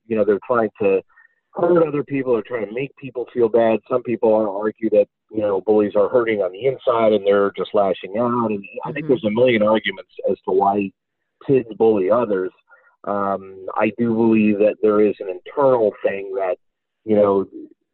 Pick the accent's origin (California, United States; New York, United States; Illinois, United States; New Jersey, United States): New York, United States; Buffalo; moved away as an adult; now in Philadelphia, United States; I grew up in Buffalo, New York, just outside of Buffalo, New York